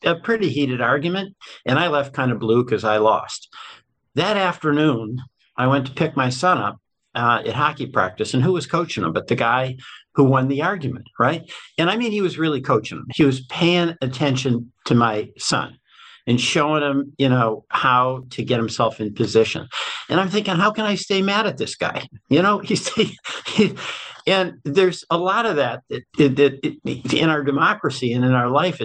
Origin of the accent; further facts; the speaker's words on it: Springfield, Massachusetts, United States; moved away as an adult; also born or lived in Chicago / Vermont; I grew up in Springfield, Mass